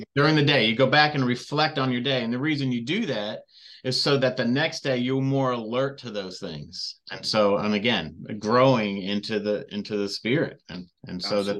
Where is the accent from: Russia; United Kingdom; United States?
United States; Redlands, California; I grew up in Southern California